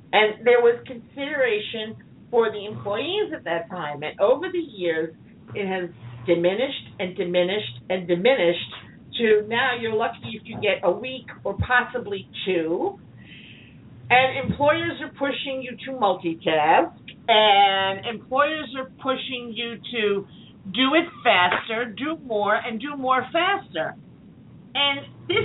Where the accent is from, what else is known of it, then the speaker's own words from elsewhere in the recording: New York, United States; also born or lived in Long Island; I'm a New Yorker, you know, and I wouldn't live anywhere else